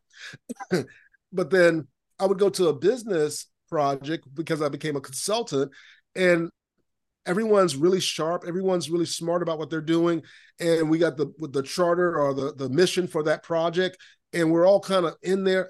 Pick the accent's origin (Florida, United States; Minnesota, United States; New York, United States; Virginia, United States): Florida, United States; Lakeland; I grew up in Lakeland, Florida, Central Florida.